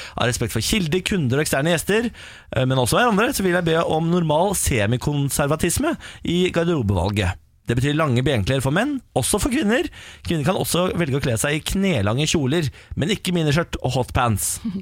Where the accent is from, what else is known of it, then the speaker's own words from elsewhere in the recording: Moss, Østfold, Norway; jeg er jo eh, fra Moss